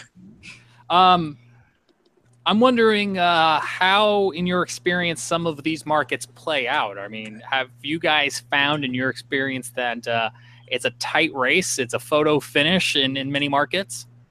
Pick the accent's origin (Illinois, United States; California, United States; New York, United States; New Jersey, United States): New York, United States; Smithtown; I'm from Smithtown.